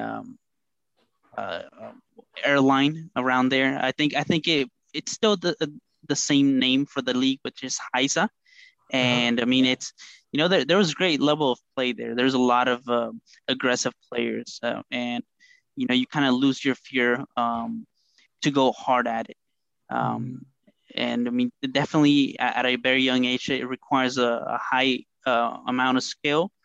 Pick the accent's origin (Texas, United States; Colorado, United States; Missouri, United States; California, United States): Texas, United States; Houston; also born or lived in Mexico City, Mexico; I guess I can call myself a Houstonian now after living here for pretty much my entire, I want to say, elementary years, my childhood, and all the way up until now